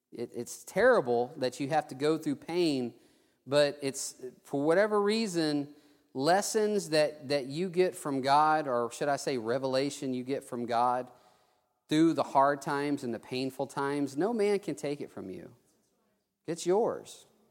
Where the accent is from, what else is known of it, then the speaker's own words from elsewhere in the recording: Theodore, Alabama, United States; also born or lived in Mobile, Alabama / South Texas; I was able to come to my hometown